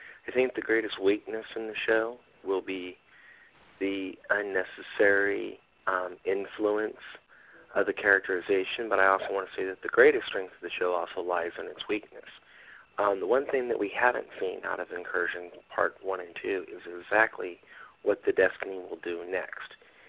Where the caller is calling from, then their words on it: Fort Lewis, Washington, United States; I'm calling from Fort Lewis, Washington, the home of Lieutenant Johansson.